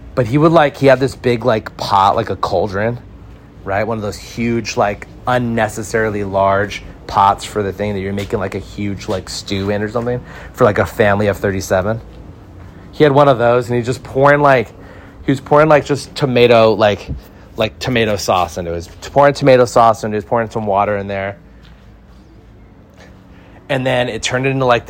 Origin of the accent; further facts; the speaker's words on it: Santa Clarita, California, United States; This pizza place we went to growing up in Santa Clarita, we'd order it every Friday